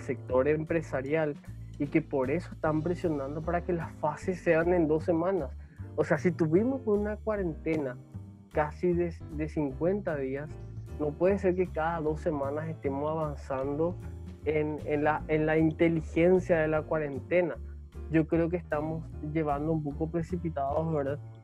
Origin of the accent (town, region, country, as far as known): Paraguay